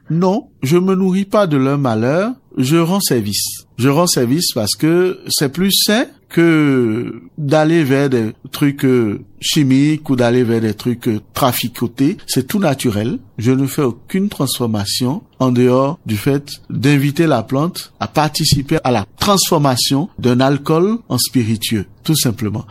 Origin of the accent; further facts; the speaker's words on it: Benin; Chez nous, au Bénin, on a la nature qui est abondante et généreuse